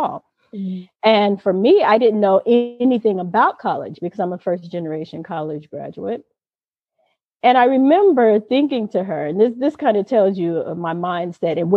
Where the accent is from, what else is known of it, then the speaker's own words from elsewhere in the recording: Inglewood, California, United States; I grew up in Inglewood